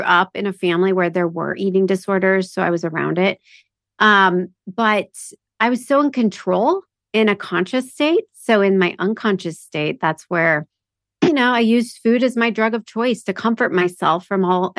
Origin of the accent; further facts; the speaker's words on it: Omaha, Nebraska, United States; moved away as an adult; also born or lived in Florida; I'm from Omaha, Nebraska